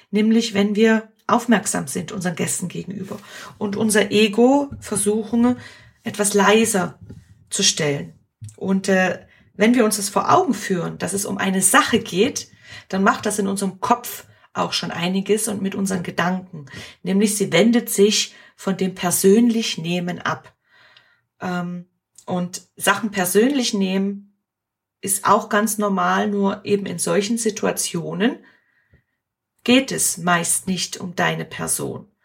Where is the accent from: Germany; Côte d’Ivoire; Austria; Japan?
Germany; now in Switzerland; warum hier überhaupt äh, ich als Deutsche arbeite und äh, ich solle gehen.